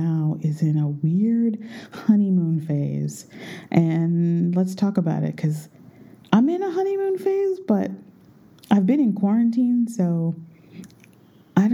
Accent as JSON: {"language": "English", "country": "United States", "moved": "yes", "said": "I'm an American."}